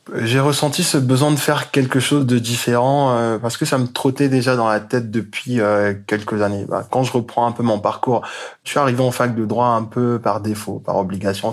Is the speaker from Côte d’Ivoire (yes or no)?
yes; Côte d’Ivoire; moved away; also born or lived in Congo; je suis euh, du Congo, mais j'ai grandi en Côte d'Ivoire